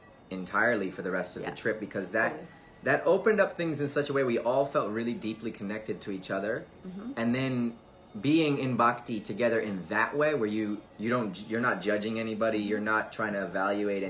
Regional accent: India; growing up in India

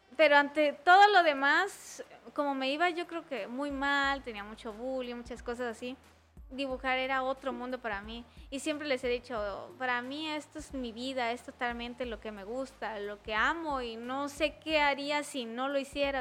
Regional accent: Tapachula, Chiapas, Mexico; now in Tuxtla Gutiérrez, Mexico; soy de Tapachula

